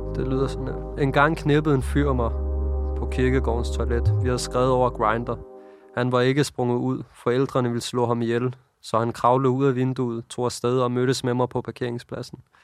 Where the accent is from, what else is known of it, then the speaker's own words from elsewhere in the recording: Copenhagen, Capital Region of Denmark, Denmark; jeg voksede op her i København